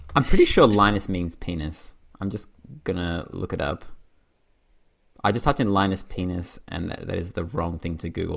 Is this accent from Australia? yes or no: yes; Australia; I'm from Australia